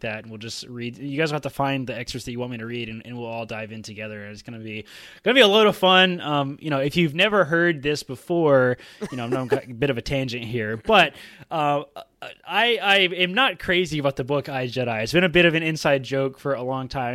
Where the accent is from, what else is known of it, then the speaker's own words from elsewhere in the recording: Georgia, United States; accent: country; I can turn my country accent on. I am from Georgia, after all.